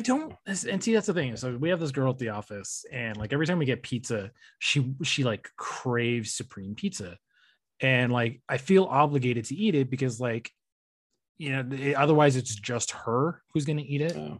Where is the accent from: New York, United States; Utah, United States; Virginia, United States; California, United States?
California, United States; I'm from California